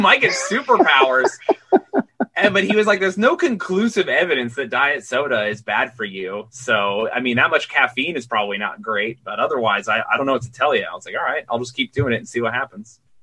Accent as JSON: {"language": "English", "region": "Utah", "country": "United States", "also_born_or_lived": "Queens, New York", "moved": "yes", "lives_now": "New York City, United States", "said": "I'm from Utah, which is really odd in its own special way"}